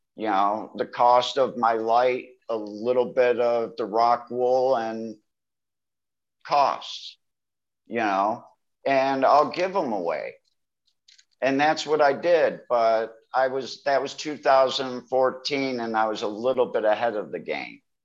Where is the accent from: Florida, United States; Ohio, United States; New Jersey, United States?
Ohio, United States; moved away as an adult; also born or lived in Michigan / Cleveland, Ohio; now in Thailand; I am from Ohio, but I did live in Michigan for quite a few years before moving here to Thailand